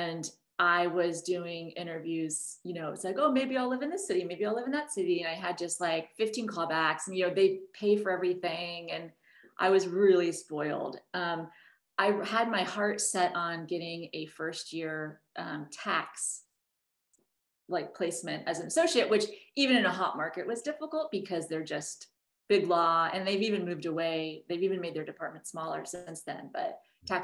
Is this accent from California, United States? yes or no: no; Oklahoma, United States; also born or lived in Washington, D.C. / Boston; now in New York, United States; I grew up in mostly in Oklahoma